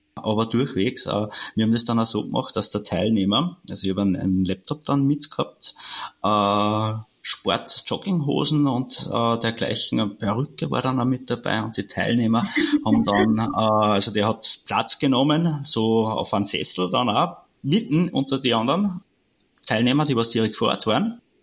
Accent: Austria; bei uns in Österreich

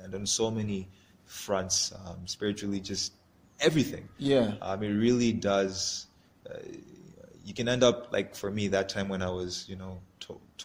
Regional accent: Malawi; the things that we don't like about our country

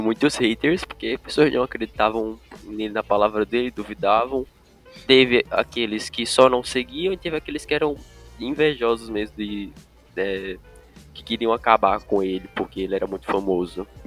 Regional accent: Turkey; moved away; por ser da Turquia

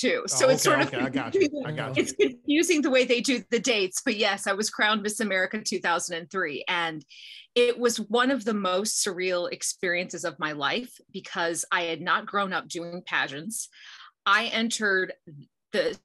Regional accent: Champaign, Illinois, United States; I was born and raised in Champaign, Urbana, the oldest of four

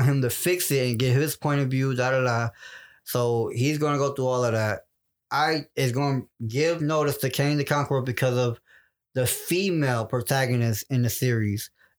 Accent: United States; I'm not Swedish. I'm American, and I can't even speak Spanish.

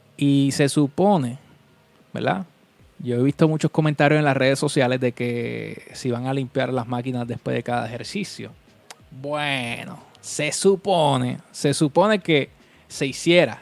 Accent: Vega Baja, Puerto Rico; Yo soy de Vega Baja

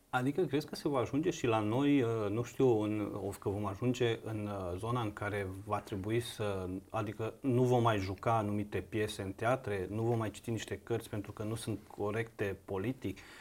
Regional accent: Banat, Romania; eu m-am născut în Banat, într-o uh, comunitate de sârbi, într-un sat de sârbi

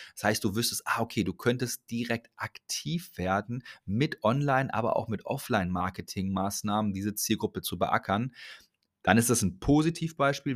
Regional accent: Ruhr area, North Rhine-Westphalia, Germany; Ich komme aus dem Ruhrgebiet, ist ein bisschen mehr so hands-on. Ich spreche ein bisschen anders

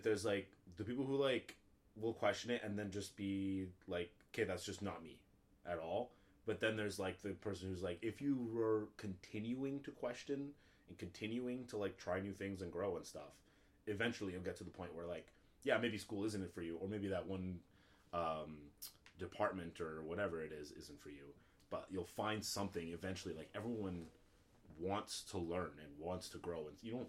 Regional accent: Canada; I want to learn something, may as well be French, I'm Canadian

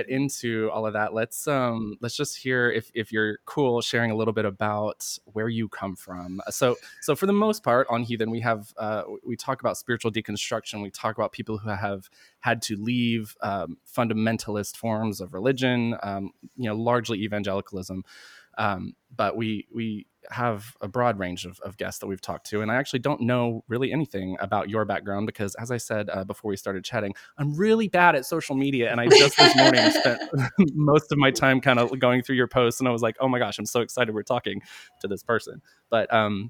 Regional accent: North Carolina, United States; I grew up in the South too, in North Carolina

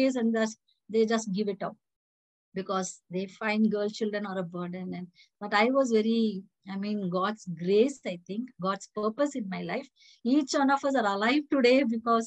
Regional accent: Bangalore, Karnataka, India; also born or lived in Belgaum; I was born in Bangalore

